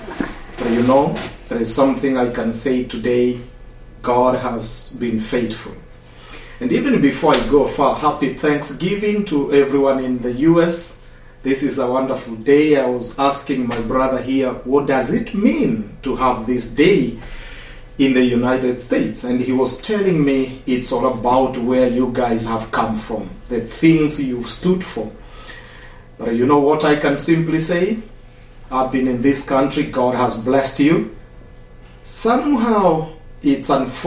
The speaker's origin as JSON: {"language": "English", "town": "Eldoret", "region": "Uasin Gishu County", "country": "Kenya", "said": "I come from Kenya, Africa, in a city called Eldoret."}